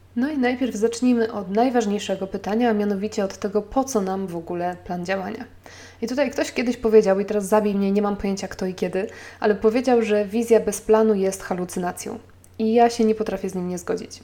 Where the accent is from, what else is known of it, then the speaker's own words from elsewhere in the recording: Poland; now in Warsaw, Poland; podjęliśmy decyzję o porzuceniu Warszawy i o przeprowadzce do mojej rodzinnej miejscowości 350 km dalej